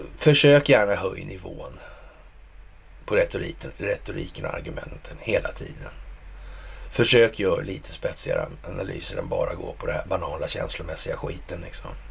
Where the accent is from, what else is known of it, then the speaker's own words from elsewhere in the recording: Sweden; som svensk